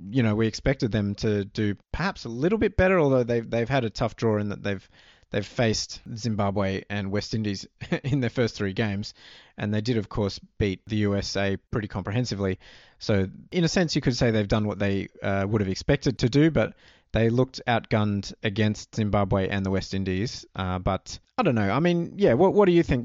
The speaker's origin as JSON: {"language": "English", "country": "Australia", "tie": "born or raised there", "said": "growing up in Australia"}